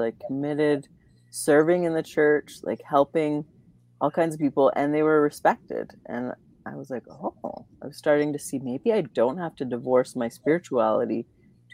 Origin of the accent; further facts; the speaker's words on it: Alberta near Calgary, Canada; moved away as an adult; also born or lived in Vancouver; now in Calgary, Canada; I grew up in Alberta near Calgary.